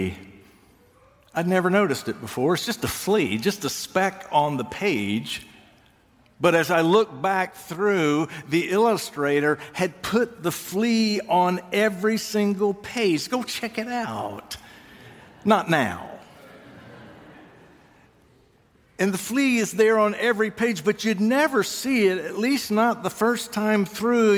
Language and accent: English; Georgia, United States; moved away; I grew up in Georgia